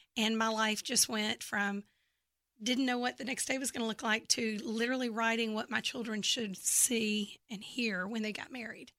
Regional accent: Memphis, Tennessee, United States; accent: Southern; now in Texas, United States; I'm from Memphis, Tennessee, and actually, uh, grew up there

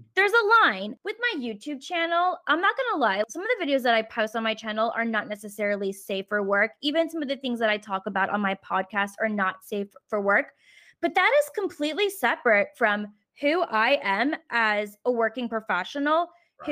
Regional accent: Richmond, Virginia, United States; moved away; I'm currently back in my hometown of Richmond, Virginia for the whole month of April

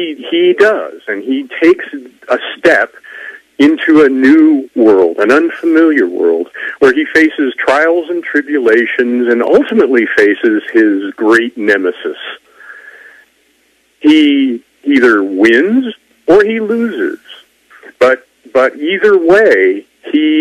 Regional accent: Wyoming, United States; I'm a kid from Wyoming

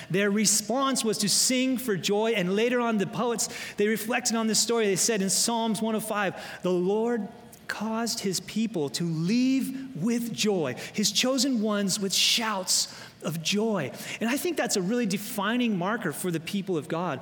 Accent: Loma Linda, California, United States; moved away; also born or lived in Florida / Michigan; my hometown of Loma Linda

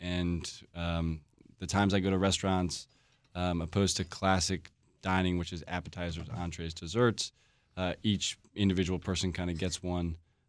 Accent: Washington, District of Columbia, United States; I grew up in Washington, D.C., a couple blocks

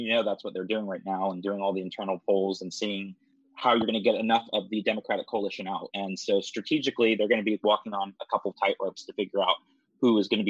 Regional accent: Orlando, Florida, United States; I'm from Orlando.

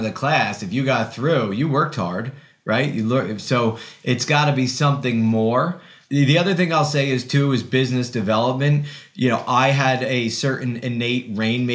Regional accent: Ulster County, New York, United States; I returned to my hometown after college and law school

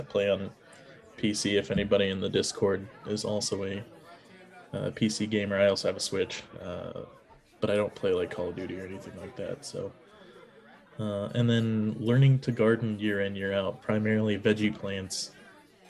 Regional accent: Kansas City, Missouri, United States; growing up in Kansas City

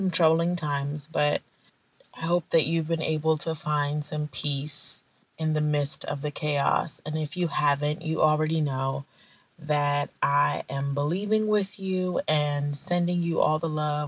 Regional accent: Nigeria; I'm Nigerian. And when I was a little girl in Nigeria

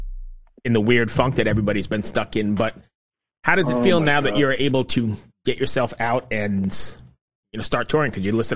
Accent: New York, United States; moved away; I'm originally from New York and grew up in in and around Lemoore and Slip Disc Records.

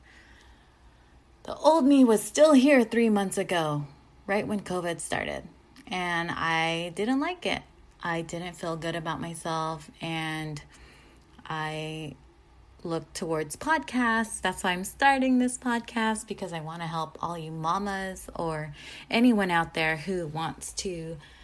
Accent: San Diego, California, United States; moved away as an adult; now in Orange County, United States; I'm not from here. I'm originally from San Diego

